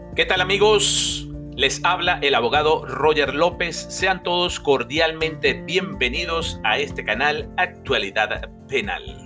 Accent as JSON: {"language": "Spanish", "country": "Venezuela", "said": "nuestro país, Venezuela"}